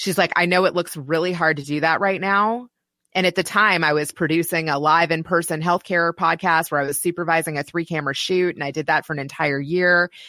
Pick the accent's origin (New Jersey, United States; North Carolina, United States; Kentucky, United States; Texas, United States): Kentucky, United States; also born or lived in Silicon Valley; now in Chicago, United States; my hometown of Kentucky